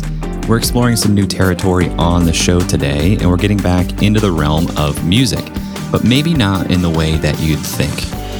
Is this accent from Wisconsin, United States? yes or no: no; Ohio, United States; we're both from Ohio.